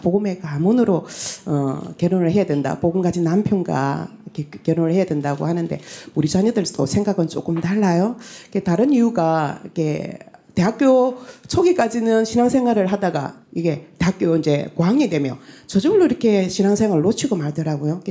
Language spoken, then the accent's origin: Korean; Tongyeong, South Gyeongsang, South Korea; 고향은 통영인데